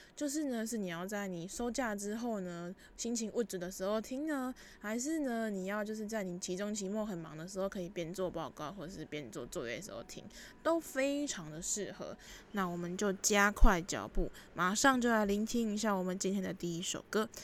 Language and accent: Chinese; Taipei, Taiwan; also born or lived in Kaohsiung; 我自己其实就是土生土长的台北人，那大一的时候呢是念高雄的学校